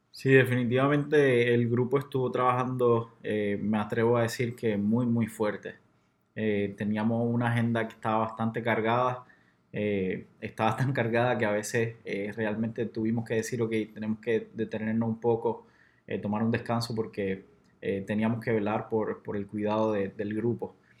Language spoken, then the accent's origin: Spanish; Puerto Rico; moved away as an adult; now in Rock Hill, United States; cuando estaba allá en Puerto Rico, a pesar de que eh, el lugar de donde yo vengo, de donde está mi familia